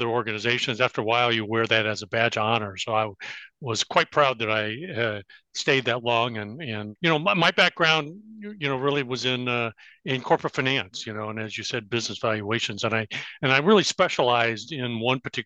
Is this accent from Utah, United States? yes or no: no; Bloomington, Illinois, United States; moved away as an adult; also born or lived in Champaign, Illinois / Chicago, Illinois; I grew up in Bloomington Normal